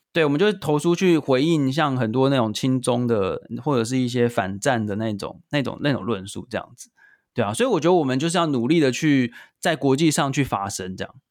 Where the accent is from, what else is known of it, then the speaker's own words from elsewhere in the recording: Taiwan; 我们台湾人已经习以为常